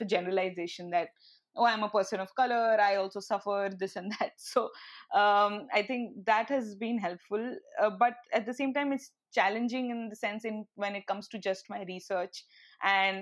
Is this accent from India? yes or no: yes; India; moved away as an adult; now in Canada; as an Indian student